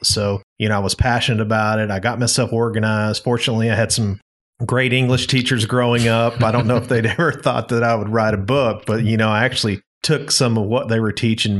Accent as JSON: {"language": "English", "town": "Eureka Springs", "region": "Arkansas", "country": "United States", "said": "I'm originally from Eureka Springs."}